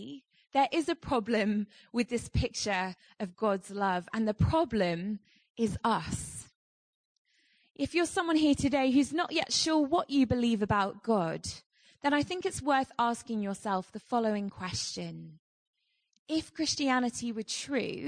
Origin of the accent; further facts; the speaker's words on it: United Kingdom; I'm not British enough to live in my own country